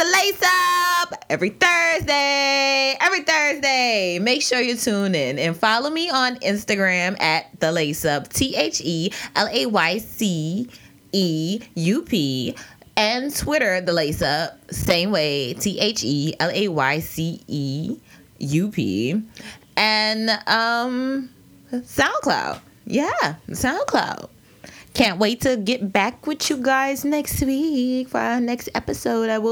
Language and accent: English; New Orleans, Louisiana, United States; I'm from New Orleans